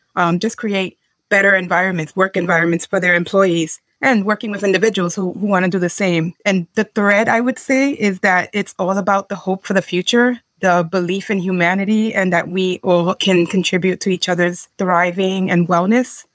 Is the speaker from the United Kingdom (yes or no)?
no; Dominican Republic; I'm from Dominican Republic